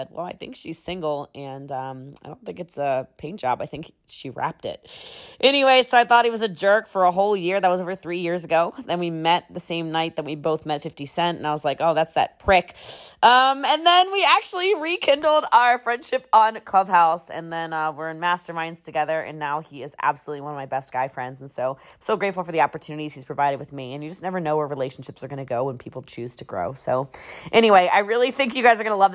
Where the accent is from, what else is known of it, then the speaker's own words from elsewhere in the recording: Maryland, United States; moved away; I'm actually originally from Maryland, so I have a bit of that East Coast aggression